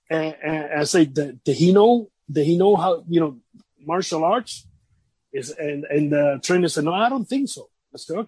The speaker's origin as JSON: {"language": "English", "town": "Vega Alta", "country": "Puerto Rico", "tie": "born or raised there", "said": "I work by that time with the government in my hometown, Vega Alta, Puerto Rico."}